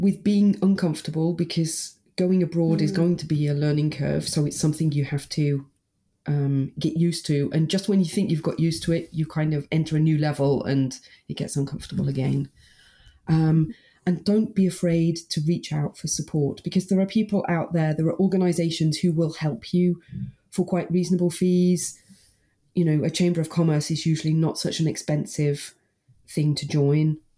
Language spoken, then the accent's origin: English; United Kingdom; my hometown in the UK